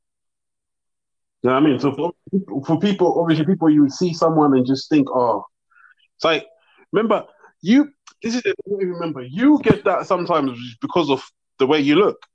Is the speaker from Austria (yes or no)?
no; South Africa; now in London, United Kingdom; I'm also South African, you know, like, I lived through fucking apartheid